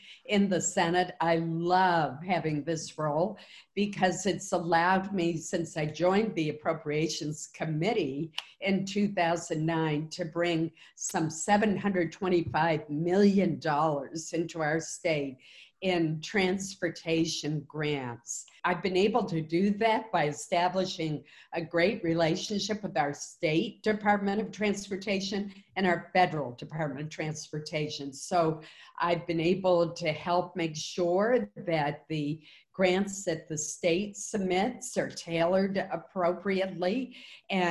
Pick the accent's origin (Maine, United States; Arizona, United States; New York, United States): Maine, United States; Caribou; I grew up in Caribou